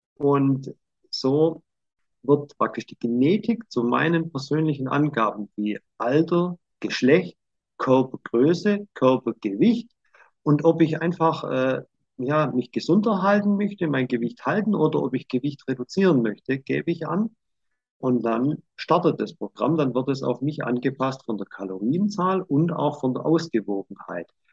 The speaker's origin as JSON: {"language": "German", "region": "Swabia", "country": "Germany", "said": "ich bin halt Schwabe"}